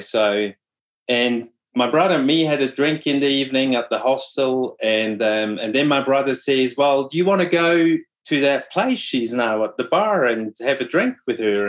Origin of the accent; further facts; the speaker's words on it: Switzerland; first language Swiss German; English is a second language; moved away as an adult; also born or lived in New Zealand; my brother and me we were speaking swiss german